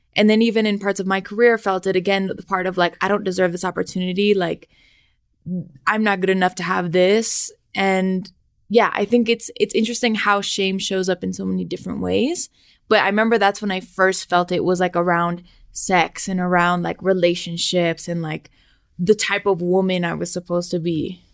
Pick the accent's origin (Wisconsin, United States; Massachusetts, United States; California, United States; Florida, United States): California, United States; Los Angeles; now in Mexico City, Mexico; I'm from the San Fernando Valley in Los Angeles.